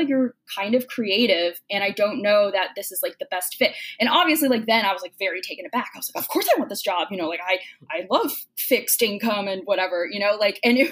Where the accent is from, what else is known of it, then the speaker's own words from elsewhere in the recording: New Jersey, United States; I grew up in New Jersey, and I ended up going to college in New Jersey as well